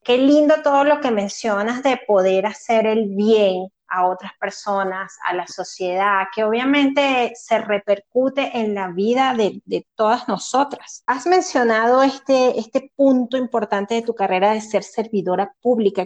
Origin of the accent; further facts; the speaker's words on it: Venezuela; moved away; yo soy venezolana